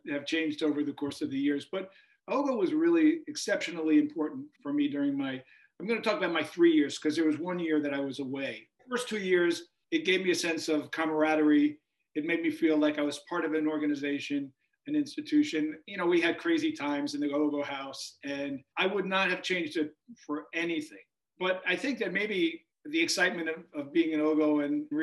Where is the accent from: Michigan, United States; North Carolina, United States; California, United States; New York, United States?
New York, United States; Long Island; moved away as an adult; also born or lived in Bethlehem, Pennsylvania; from age one and a half until 18, when I came to Moravian, I was raised on Long Island